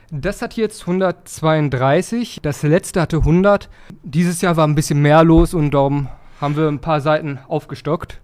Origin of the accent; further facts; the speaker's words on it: Dorsten, North Rhine-Westphalia, Germany; moved away as an adult; now in Kirchhellen, Germany; Ursprünglich komme ich aus Dorsten, aber ich wohne da jetzt Seit ein paar Jahren